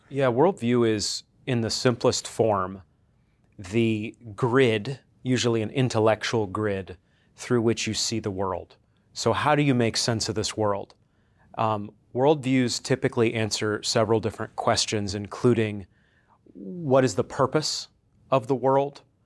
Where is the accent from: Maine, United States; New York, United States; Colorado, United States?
Maine, United States; coastal; now in Conway, Arkansas, United States; I'm originally from Maine, um, coastal Maine